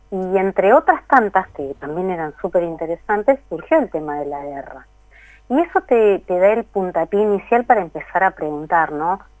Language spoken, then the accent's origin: Spanish; Buenos Aires Province, Argentina; yo soy de provincia de Buenos Aires, ¿no?